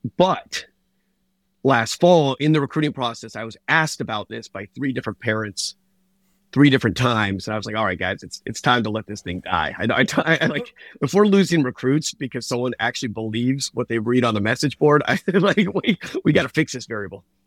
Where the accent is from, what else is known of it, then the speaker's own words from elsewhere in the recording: Southeast, United States; moved away; I'm from the Southeast